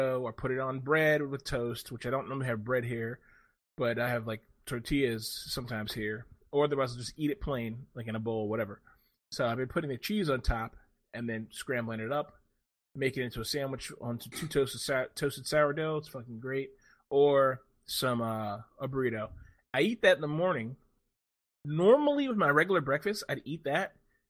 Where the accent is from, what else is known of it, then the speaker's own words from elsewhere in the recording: United States; I'm an American